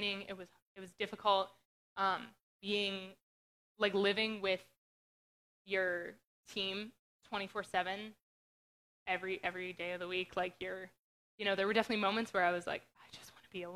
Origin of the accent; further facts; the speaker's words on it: Western Pennsylvania, United States; moved away; I grew up in Western Pennsylvania.